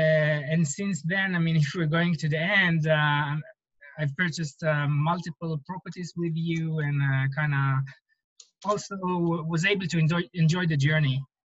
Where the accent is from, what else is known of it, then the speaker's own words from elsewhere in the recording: Israel; now in Silicon Valley, United States; I was coming from Israel where I always felt that real estate investment in Israel is a little bit more challenging.